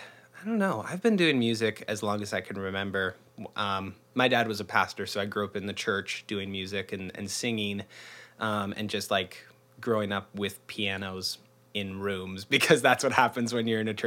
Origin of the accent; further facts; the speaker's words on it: Arlington, Washington, United States; now in Seattle, United States; I'm a born, raised Northwesterner. I'm from Arlington, which is about an hour north of the city, north of Seattle. And lived here most of my life. Grew up real close.